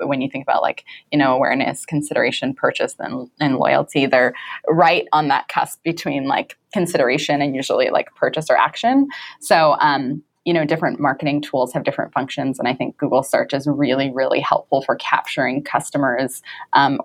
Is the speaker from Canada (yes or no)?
yes; Vancouver, British Columbia, Canada; moved away as an adult; also born or lived in New York City; I grew up in Vancouver, Canada